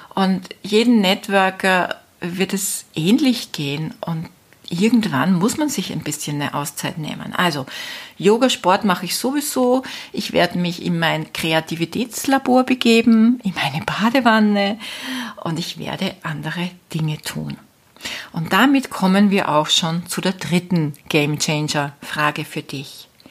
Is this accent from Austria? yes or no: yes; Austria; moved away as an adult; also born or lived in Spain; Österreich natürlich meine Heimat ist